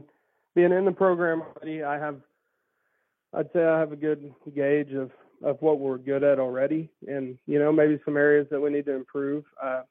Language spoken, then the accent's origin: English; McAlester, Oklahoma, United States; I'm from McAllister, okay. Southeastern Oklahoma.